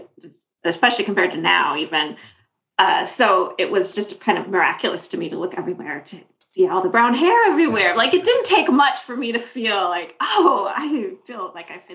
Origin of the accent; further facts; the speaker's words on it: Minnesota, United States; also born or lived in Popayán, Colombia; I ended up being raised by my mother in Minnesota